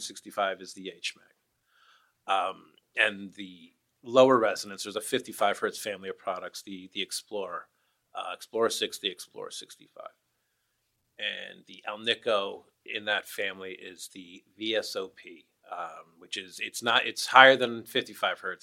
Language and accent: English; New York, United States; now in Portland, United States; I'm from the East Coast, I'm from New York